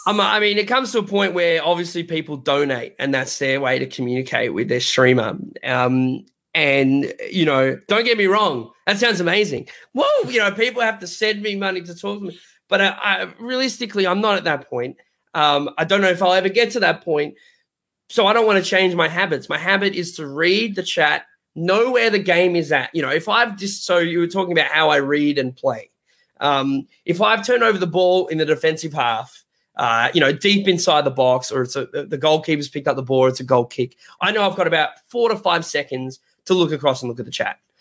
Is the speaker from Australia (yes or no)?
yes; Australia; I'm from Australia.